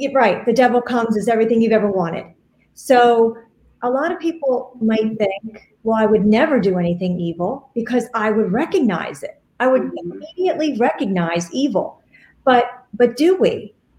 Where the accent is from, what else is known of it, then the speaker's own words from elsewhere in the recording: Hamilton, New Jersey, United States; my hometown of Hamilton, New Jersey